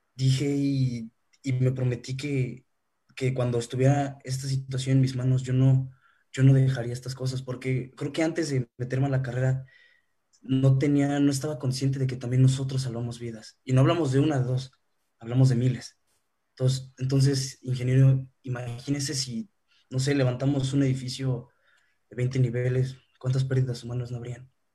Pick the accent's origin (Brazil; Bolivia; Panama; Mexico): Mexico; vivimos nosotros como, mexicanos